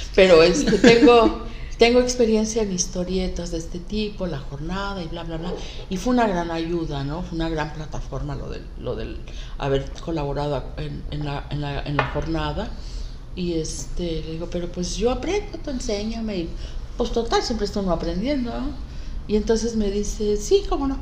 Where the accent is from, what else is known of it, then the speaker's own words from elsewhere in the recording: Acapulco, Guerrero, Mexico; Yo de niña ahí en Caleta